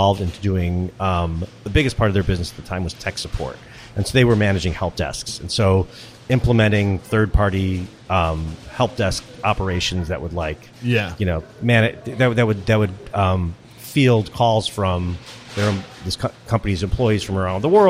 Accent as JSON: {"language": "English", "town": "Skokie", "region": "Illinois", "country": "United States", "tie": "born or raised there", "said": "I grew up in Skokie, Illinois at the time, high Jewish population"}